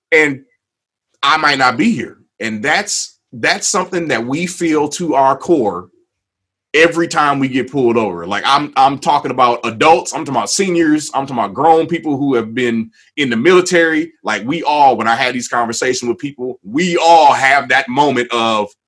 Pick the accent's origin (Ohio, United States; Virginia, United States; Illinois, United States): Illinois, United States; Waukegan; I grew up in Waukegan, Illinois.